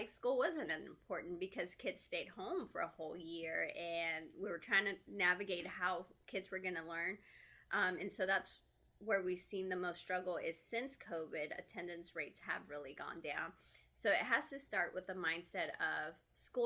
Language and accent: English; Texas, United States; moved away; I'm from Texas. I grew up there and I'm here and we don't have family